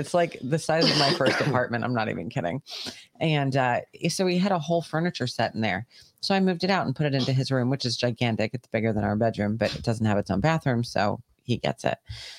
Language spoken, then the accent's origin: English; New York, United States; I'm a New Yorker.